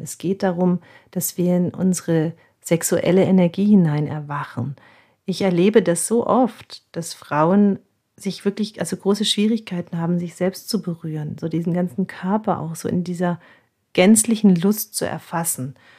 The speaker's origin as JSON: {"language": "German", "town": "Nuremberg", "region": "Bavaria", "country": "Germany", "said": "bei uns in Nürnberg"}